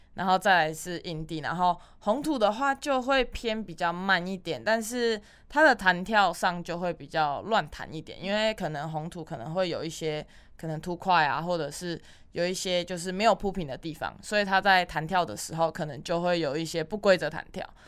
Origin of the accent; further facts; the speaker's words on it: Taiwan; 我们台湾人